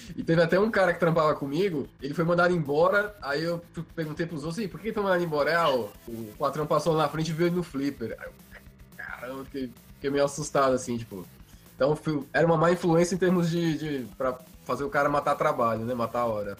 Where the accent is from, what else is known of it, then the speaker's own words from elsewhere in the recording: Baixada Santista, São Paulo, Brazil; Eu cresci na, na Baixada Santista